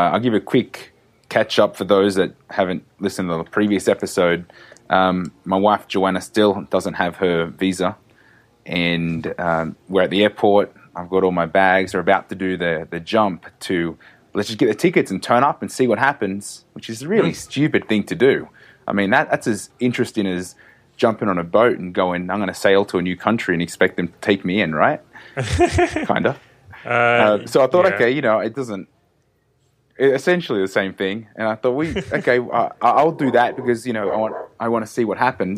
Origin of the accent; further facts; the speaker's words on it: Australia; moved away as an adult; now in Mexico; I grew up in Australia.